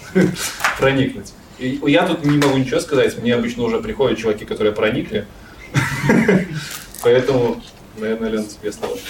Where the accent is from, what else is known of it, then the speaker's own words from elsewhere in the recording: Belarus; в Беларуси, я из Беларуси